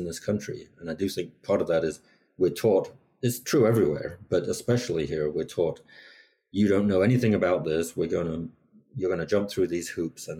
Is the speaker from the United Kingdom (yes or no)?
yes; England, United Kingdom; moved away; I grew up in England, where there wasn't so much